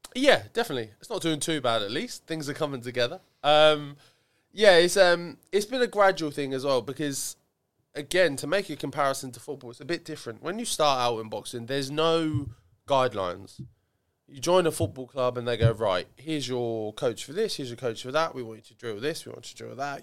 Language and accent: English; Ipswich, East of England, United Kingdom; I like Ipswich. I like my hometown. I grew up in Chartbury.